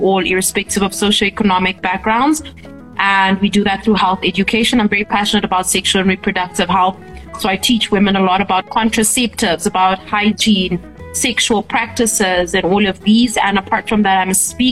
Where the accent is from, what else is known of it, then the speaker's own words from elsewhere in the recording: Namibia; having me all the way from Namibia